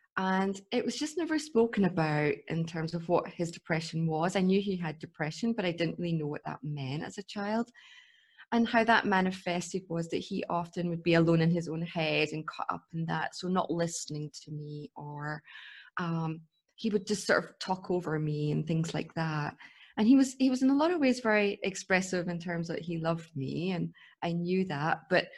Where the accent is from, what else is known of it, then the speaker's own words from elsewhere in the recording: Scotland, United Kingdom; I grew up in Scotland